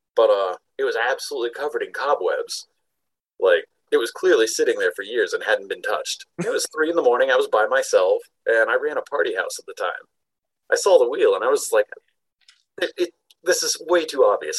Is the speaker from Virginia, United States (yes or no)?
no; Panama City, Florida, United States; now in Salt Lake City, United States; I grew up in Panama City, Florida, like the spring break capital of the world